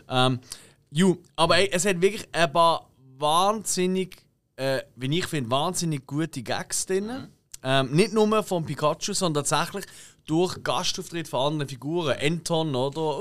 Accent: Switzerland; wir Schweizer

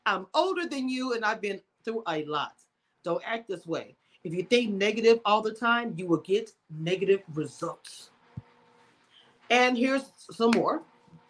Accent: Louisiana, United States; I'm from Louisiana as well

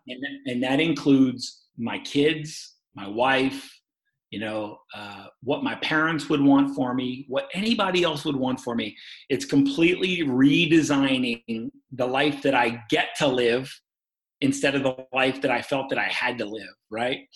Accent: Baltimore, Maryland, United States; moved away as an adult; also born or lived in Oregon; now in St. Louis, United States; I'm from Maryland, Baltimore, Maryland

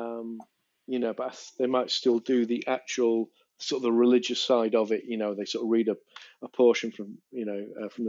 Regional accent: Manchester, North West England, United Kingdom; moved away as an adult; now in London, United Kingdom; I grew up in Manchester, South Manchester.

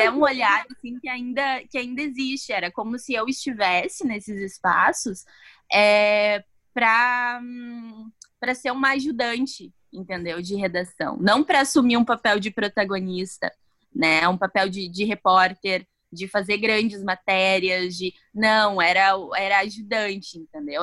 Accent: Santo Ângelo, Rio Grande do Sul, Brazil; Eu sou de Santo Ângelo.

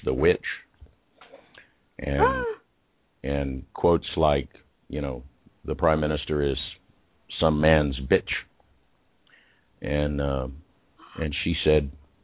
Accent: Liberal, Kansas, United States; I was born in Liberal, Kansas. So that's liberal there. To very conservative parents. Very conservative town, actually, Liberal, Kansas

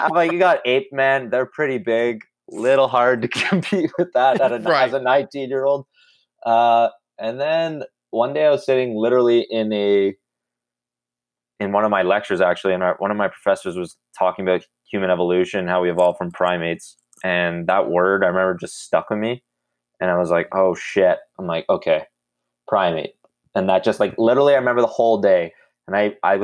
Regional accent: Ottawa, Ontario, Canada; I'm actually from Ottawa, Canada, born and raised, 24 years old

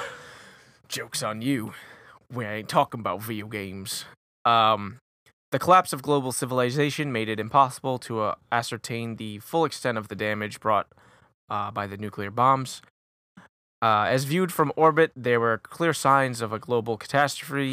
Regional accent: Warwick, Rhode Island, United States; I'm from Warwick

